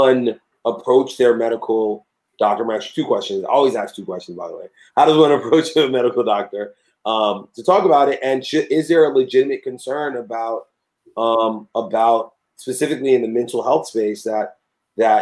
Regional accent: New York City, New York, United States; as a New Yorker

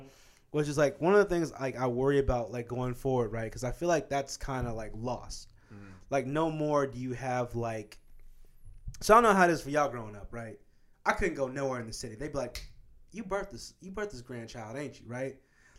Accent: Midwest, United States; Here's the thing about Kansas, bro. One of the things I can say about growing up in the Midwest is there's this strong emphasis on, like, hard work, right?

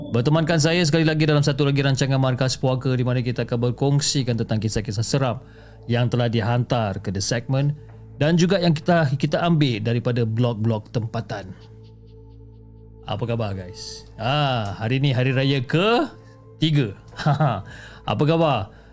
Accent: Port Klang, Selangor, Malaysia; dan saya berasal daripada Port Klang.

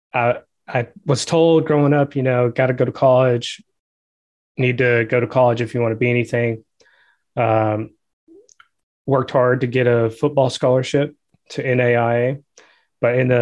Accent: Georgia, United States; I'm from Georgia

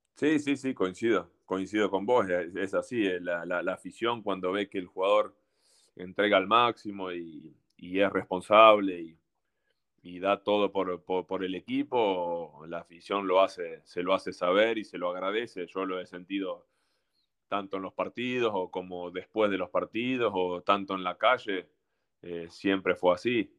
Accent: Argentina; moved away as an adult; also born or lived in Mexico / Turkey; como argentino

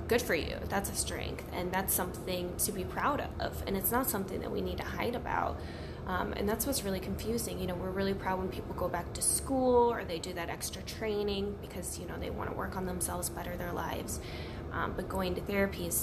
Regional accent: Missouri, United States; now in Chicago, United States; I'm from Missouri and I moved to Chicago

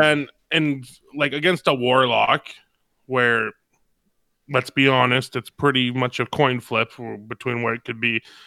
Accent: Canada; I'm from Canada

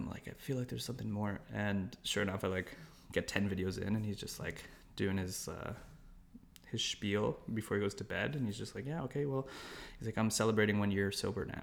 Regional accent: Toronto, Ontario, Canada; Raised like, born and raised in Toronto.

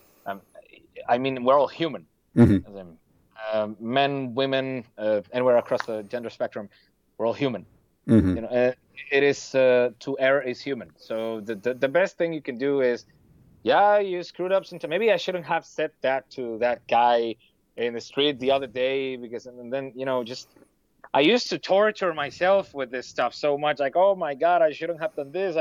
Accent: Venezuela; English is a second language; now in Germany; I come from a place where I had to worry about, not getting shot in the head while I would go shopping for food

